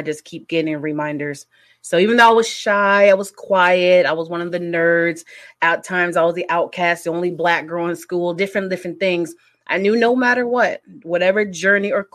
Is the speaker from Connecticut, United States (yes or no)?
yes; Connecticut, United States; moved away as an adult; now in Indiana, United States; I'm originally from Connecticut, but as of like right now, I reside in the Midwest in Indiana.